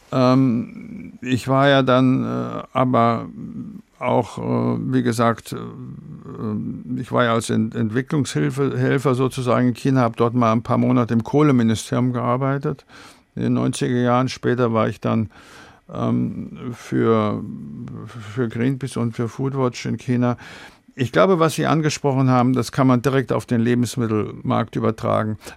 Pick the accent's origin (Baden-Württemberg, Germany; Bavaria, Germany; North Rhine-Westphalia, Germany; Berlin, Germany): Bavaria, Germany; ich komme aus Bayern und ich esse gerne Weißwürste zum Beispiel, ja.